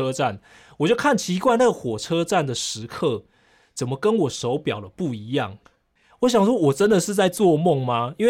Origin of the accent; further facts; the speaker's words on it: Taiwan; ，我可能我要因为来做环保志工，我需要几天的住宿时间